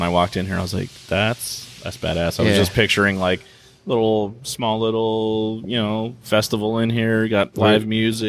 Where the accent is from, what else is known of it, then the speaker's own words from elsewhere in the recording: California, United States; We're from California.